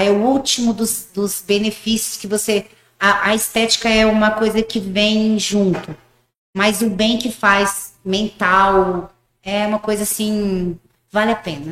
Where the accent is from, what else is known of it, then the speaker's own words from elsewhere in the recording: Paraguay; moved away as an adult; also born or lived in Rio Grande do Sul, Brazil; now in Umuarama, Brazil; eu nasci no Rio Grande do Sul, bem pequenininha, com três meses, meus pais mudaram para o Paraguai, lá em Foz, bem no interiorzão do Paraguai mesmo. E eu morei lá até meus 18 anos.